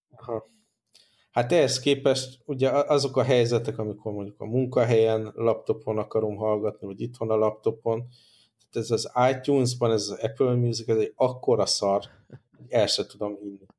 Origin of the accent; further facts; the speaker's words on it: Hungary; accent: strong Hungarian; az én erős magyar akcentusom